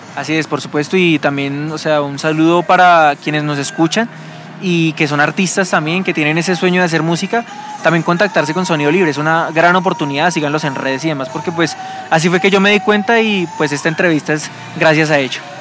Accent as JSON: {"language": "Spanish", "country": "Colombia"}